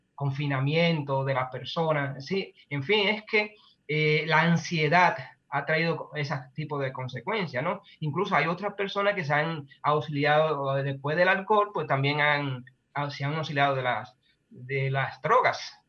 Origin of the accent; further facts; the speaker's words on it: Dominican Republic; un pueblo como nuestro, como República Dominicana